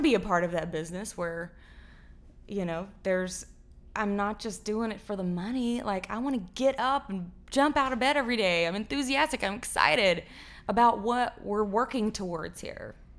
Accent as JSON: {"language": "English", "town": "Fort Worth", "region": "Texas", "country": "United States", "tie": "born or raised there", "said": "I grew up in Far Worth, Texas"}